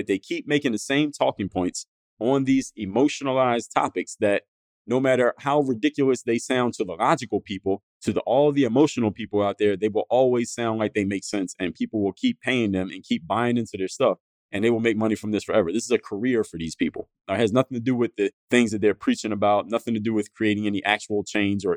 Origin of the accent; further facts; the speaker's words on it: Philadelphia, Pennsylvania, United States; my neighborhood that I grew up in Philadelphia, my neighborhood of Mount Airy